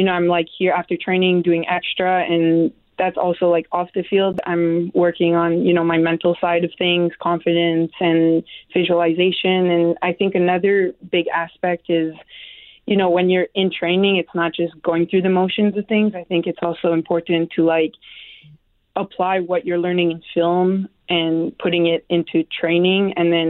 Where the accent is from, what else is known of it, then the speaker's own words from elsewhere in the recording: Canada; moved away; I'm Canadian